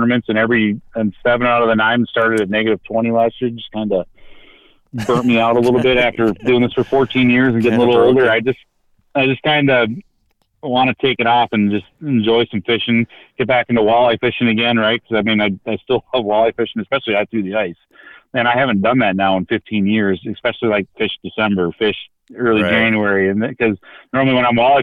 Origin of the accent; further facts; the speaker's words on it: Minneapolis, Minnesota, United States; I'm from North Minneapolis.